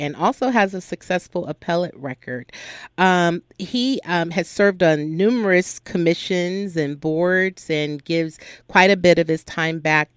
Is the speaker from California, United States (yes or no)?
yes; Compton, California, United States; I'm from Compton as well